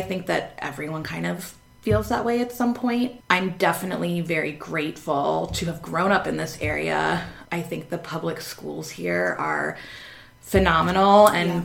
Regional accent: Northern Virginia, United States; I went to college in Southern Virginia and very much like Nova, as we call it up here

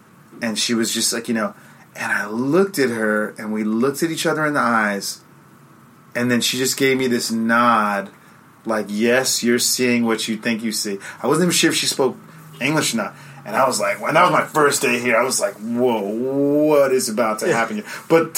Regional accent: United States; moved away as an adult; also born or lived in Nha Trang, Vietnam / Hue, Vietnam; now in Ho Chi Minh City, Vietnam; as an American

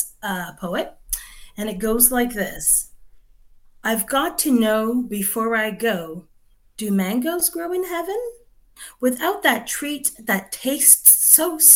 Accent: Canada; I'm Canadian born, but my parents are from Barbados

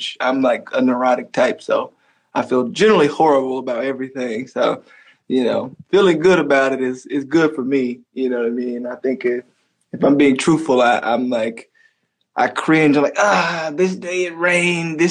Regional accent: Tuskegee and Montgomery, Alabama, United States; moved away; I was kind of raised in Tuskegee and Montgomery, you know. First Tuskegee, then Montgomery

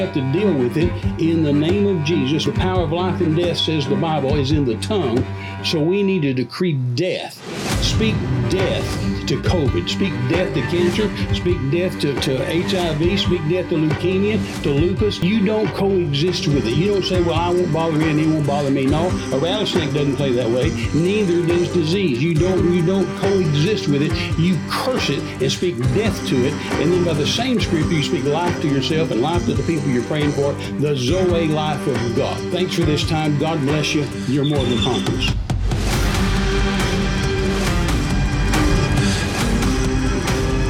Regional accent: West Texas, United States; I was raised in West Texas back in the 50s and 60s

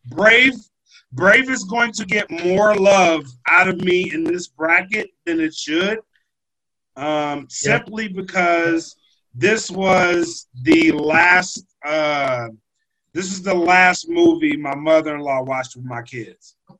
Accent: Louisiana, United States; I'm from Louisiana

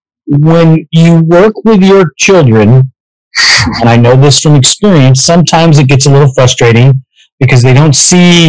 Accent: West Coast, United States; I grew up on the West Coast

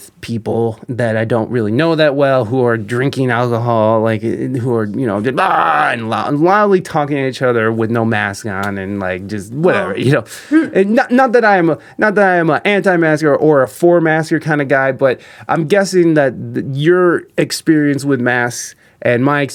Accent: Midwest, United States; I'm from the Midwest

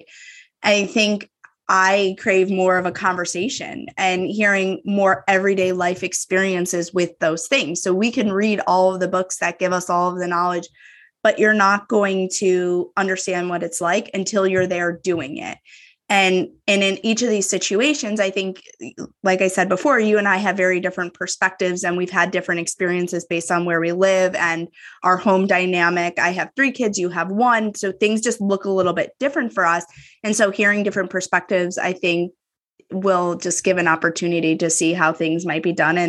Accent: upstate New York, United States; moved away as an adult; also born or lived in Manhattan; now in Chicagoland, United States; I'm from upstate New York and then lived in Manhattan for a little bit.

